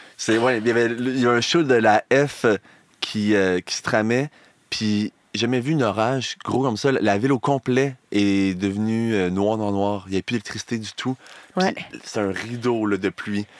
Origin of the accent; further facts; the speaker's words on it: Chaudière-Appalaches, Quebec, Canada; ma région d'origine, Chaudière-Appalaches